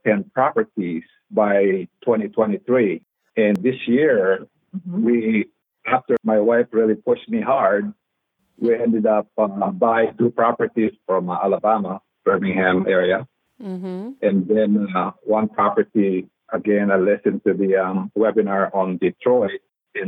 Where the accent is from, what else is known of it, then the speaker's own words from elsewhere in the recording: Philippines; also born or lived in Texas; now in United States; I grew up, born and raised in the Philippines